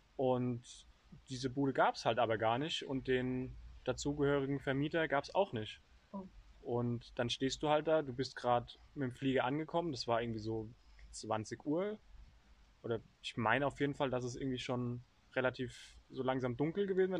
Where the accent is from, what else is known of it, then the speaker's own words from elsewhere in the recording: Germany; als Deutscher